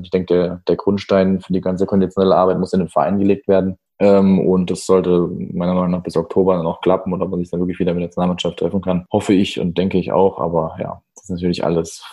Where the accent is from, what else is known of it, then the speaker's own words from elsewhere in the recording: Heidelberg, Baden-Württemberg, Germany; now in Stuttgart, Germany; bin geboren in Heidelberg, lebe aber seit 2012 in Stuttgart